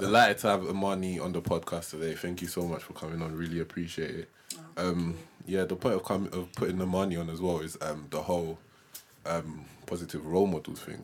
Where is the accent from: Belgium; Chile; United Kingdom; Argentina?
United Kingdom; London; we both grew up in London